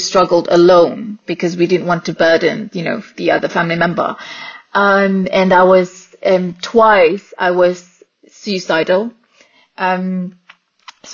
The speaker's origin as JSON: {"language": "English", "country": "Singapore", "tie": "born or raised there", "said": "born and raised in Singapore."}